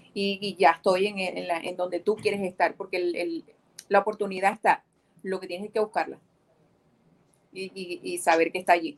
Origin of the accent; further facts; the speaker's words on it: Maracaibo, Zulia, Venezuela; moved away as an adult; also born or lived in Cabimas, Venezuela; now in United States; Nací en Cabimas, Estado Zulia, ¿ok? Ah, pero me crié en Maracaibo. Eh, y bueno, 19 años pasé en Maracaibo hasta que me vine a los Estados Unidos.